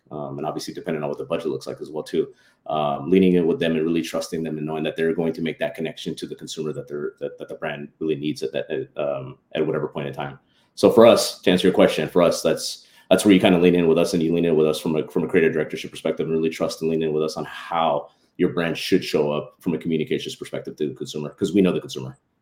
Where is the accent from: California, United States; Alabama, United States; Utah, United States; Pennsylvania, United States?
California, United States; San Diego; also born or lived in Los Angeles; now in San Diego, United States; I'm actually born and raised in San Diego